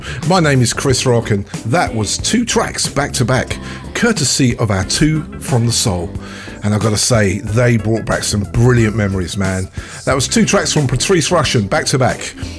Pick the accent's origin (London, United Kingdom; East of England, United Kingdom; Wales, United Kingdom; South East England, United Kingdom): London, United Kingdom; Big up to all of my friends that I grew up with in Hornsey, Crouchend and Tottenham.